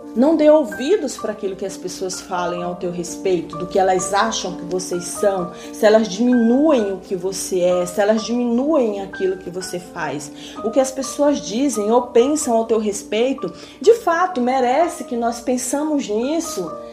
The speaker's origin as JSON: {"language": "Portuguese", "region": "Maranhão", "country": "Brazil", "tie": "born or raised there", "moved": "yes", "lives_now": "São Paulo, Brazil", "said": "minha terra natal do Maranhão"}